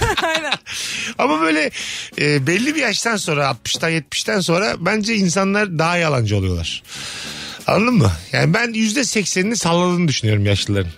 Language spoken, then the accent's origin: Turkish; Bursa, Turkey; moved away; memleketim Bursa'ya geliyorum